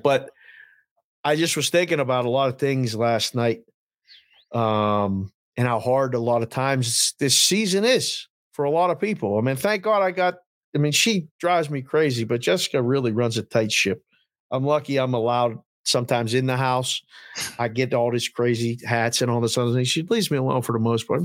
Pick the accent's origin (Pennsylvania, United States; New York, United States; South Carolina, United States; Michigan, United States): Pennsylvania, United States; Pittsburgh; born or raised there